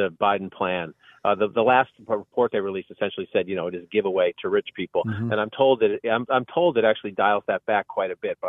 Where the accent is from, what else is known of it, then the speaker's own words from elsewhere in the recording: Boston, Massachusetts, United States; moved away; the people I grew up with in Dorchester?